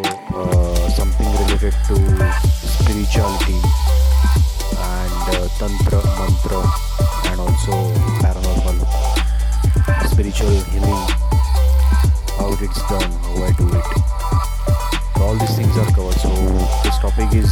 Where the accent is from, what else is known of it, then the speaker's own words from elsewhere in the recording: Mumbai, Maharashtra, India; I'm from Mumbai